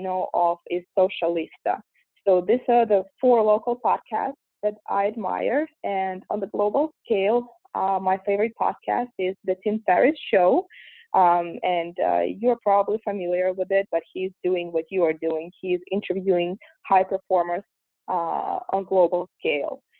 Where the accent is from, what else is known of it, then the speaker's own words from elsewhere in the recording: Russia; English is a second language; moved away as an adult; now in United States; I'm originally from Russia, and I was born and raised there. I moved here at the age of 19